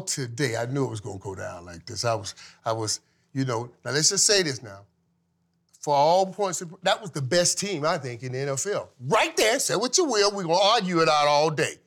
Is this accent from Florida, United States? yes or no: yes; Florida, United States; moved away as an adult; also born or lived in Fort Lauderdale; I'm coming from Florida